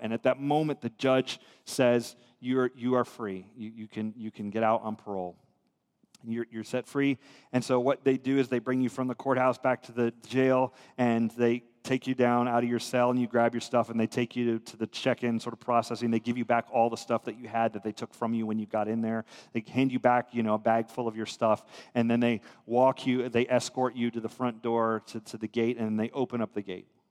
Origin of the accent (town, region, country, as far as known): United States